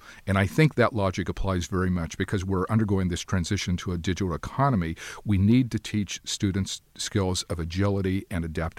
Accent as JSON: {"language": "English", "region": "Ohio", "country": "United States", "tie": "born or raised there", "said": "my mother worked at the university, Miami University of Ohio, where I grew up, because I grew up outside of Cincinnati."}